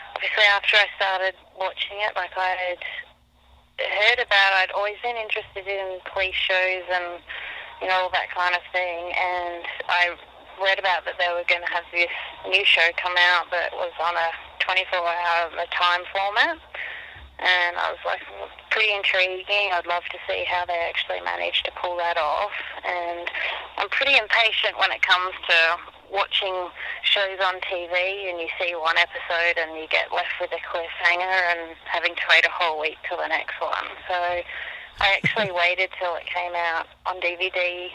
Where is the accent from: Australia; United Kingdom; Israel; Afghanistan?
Australia; Melbourne, Victoria; moved away as an adult; now in United States; I'm from Melbourne, Australia